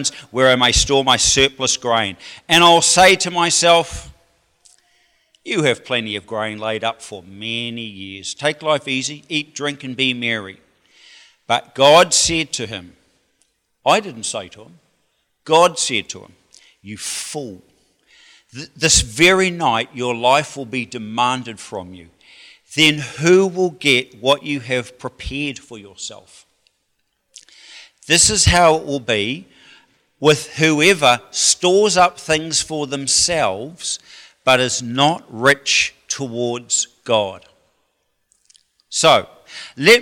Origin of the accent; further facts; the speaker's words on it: New Zealand; as a New Zealander